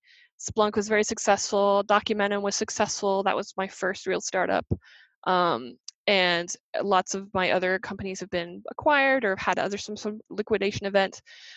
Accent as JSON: {"language": "English", "region": "England", "country": "United Kingdom", "tie": "born there", "moved": "yes", "lives_now": "United States", "said": "I'm a British citizen. I was born in England, and I'm a permanent resident in the United States."}